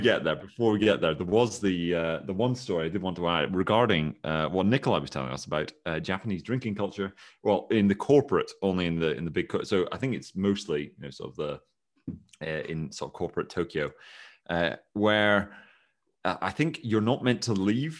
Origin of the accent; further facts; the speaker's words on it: Scotland, United Kingdom; I am Scottish